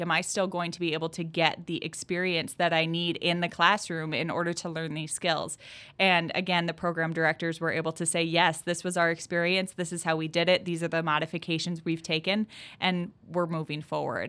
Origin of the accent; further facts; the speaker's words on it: Southwest Wisconsin, United States; I'm from Southwest Wisconsin.